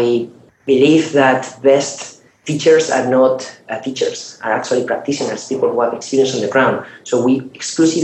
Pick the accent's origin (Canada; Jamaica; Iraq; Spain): Spain; moved away as an adult; now in Silicon Valley, United States; I'm from Spain, I moved from Europe to Silicon Valley